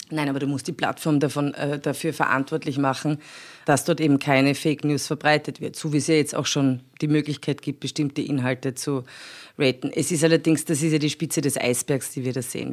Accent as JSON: {"language": "German", "country": "Austria", "said": "bei uns in Österreich"}